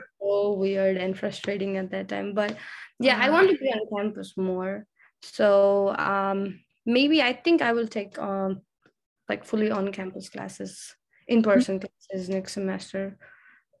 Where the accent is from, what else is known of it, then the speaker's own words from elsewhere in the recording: Nepal; now in Texas, United States; I'm from Nepal